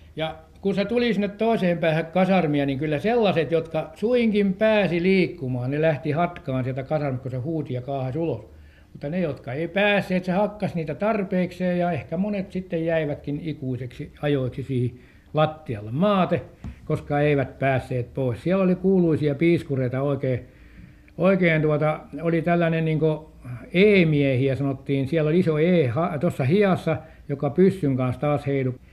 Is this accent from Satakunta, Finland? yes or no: no; Helsinki, Uusimaa, Finland; minäkin olin helsinkiläinen, vaikka minä olin siihen aikaan mailla, täällä syntynyt